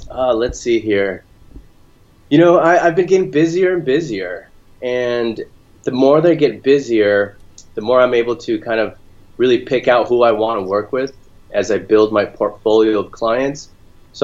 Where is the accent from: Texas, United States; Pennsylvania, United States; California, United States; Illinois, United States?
California, United States; Orange County, Southern; now in Sacramento area, United States; I grew up in Southern California, in Orange County, along the coast